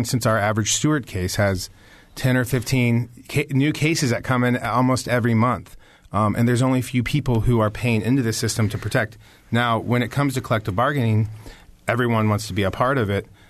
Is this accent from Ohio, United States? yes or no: yes; Springfield, Ohio, United States; I'm from Springfield, Ohio